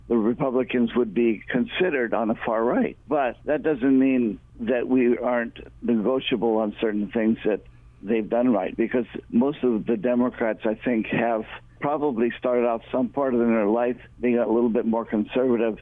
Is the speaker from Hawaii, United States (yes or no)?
yes; Hawaii, United States; people of Hawaii, especially those who have been living here their whole lives like I have